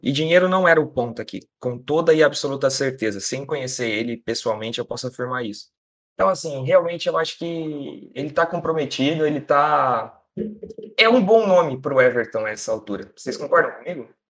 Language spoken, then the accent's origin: Portuguese; Brazil; sou do Brasil.